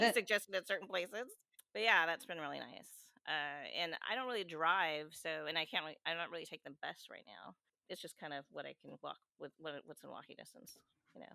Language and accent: English; Seattle, Washington, United States; I'm born and raised in Seattle